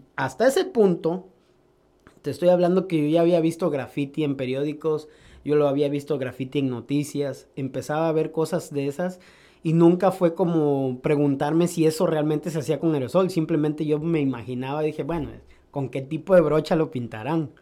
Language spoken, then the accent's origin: Spanish; Córdoba, Veracruz, Mexico; Originariamente de Veracruz, de Córdoba, Veracruz, México. Nací el 2 de noviembre de 1988